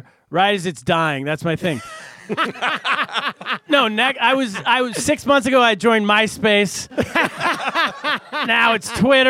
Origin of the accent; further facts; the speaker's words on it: California, United States; I'm from California.